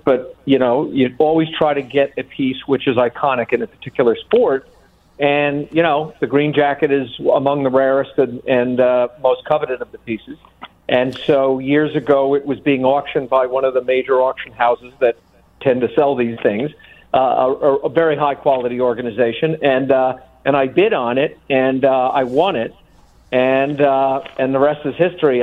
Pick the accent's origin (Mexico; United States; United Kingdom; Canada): United States; New York; I was born and raised in New York